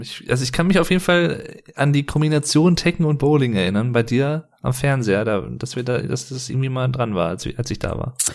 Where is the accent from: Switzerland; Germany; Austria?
Germany; Sauerland, North Rhine-Westphalia; ich bin jetzt aus dem Sauerland, ist jetzt nicht ganz Ruhrpott, aber so Rand vom Ruhrgebiet